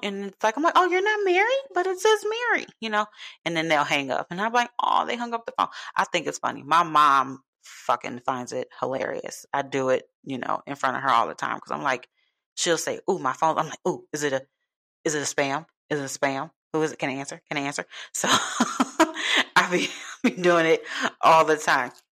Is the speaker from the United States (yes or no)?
yes; Chicago, Illinois, United States; moved away; I'm from Chicago